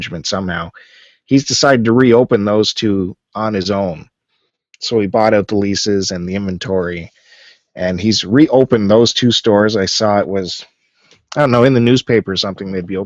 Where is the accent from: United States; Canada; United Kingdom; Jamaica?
Canada; all of us being Canadian